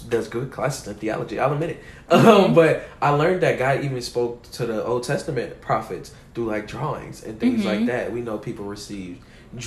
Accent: Chicago, Illinois, United States; I'm from Chicago

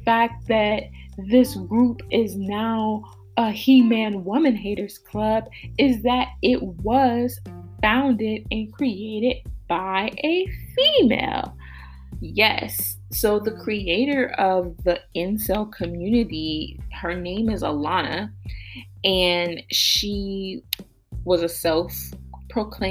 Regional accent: Columbus, Ohio, United States; I was born and raised in Columbus, Ohio.

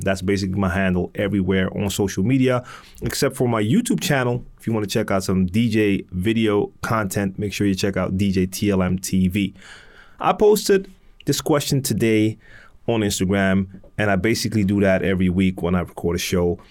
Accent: Amsterdam, North Holland, Netherlands; I'm from Amsterdam, born and raised, and I live in Amsterdam in the Netherlands.

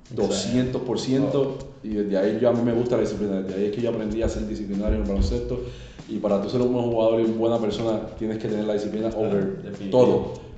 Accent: Carolina, Puerto Rico; also born or lived in Loíza; en Carolina, en mi pueblo

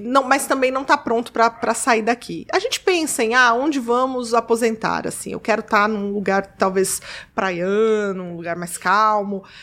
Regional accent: Rio de Janeiro, Brazil; moved away; also born or lived in São Paulo; eu, cresci, eu, minha adolescência toda foi no Rio

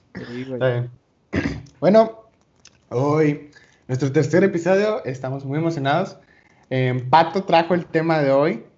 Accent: Venezuela; yo soy de Venezuela.

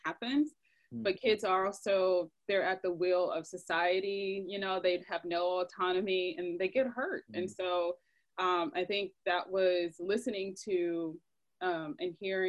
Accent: the South, United States; I felt maybe I was protected from in a sense of growing up in the South with my family primarily.

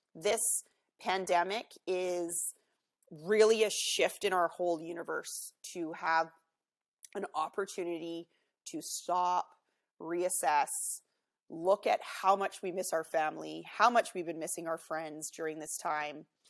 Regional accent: Vancouver, British Columbia, Canada; I'm from Vancouver in Canada here, uh, home of the 2010 Olympics. Beautiful city. I'm so excited uh, and grateful that I get to live here. I've lived here my whole life.

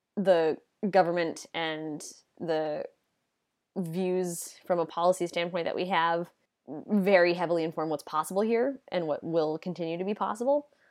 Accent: United States; In the U S, we have this idea that we live in a country that separates church and state

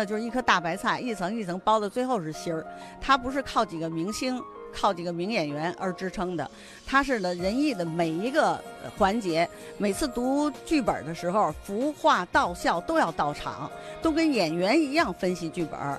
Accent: Beijing, China; born there; 北京市东城区有一条住过许多名人的胡同，那就是史家胡同。我就是在那个院子出生的。

